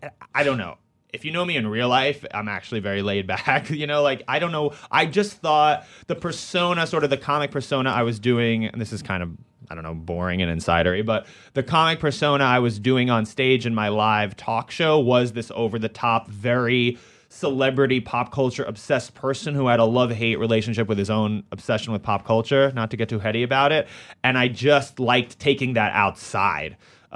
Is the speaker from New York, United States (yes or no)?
yes; New York, United States; one of the great things about growing up in New York is that you're not on a farm somewhere.